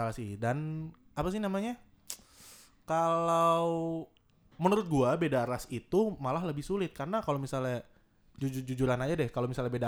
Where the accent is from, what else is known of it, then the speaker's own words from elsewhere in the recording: Java, Indonesia; Beda ras kayak misalnya gue orang Jawa nih, lo orang Jawa juga kita ras ras kita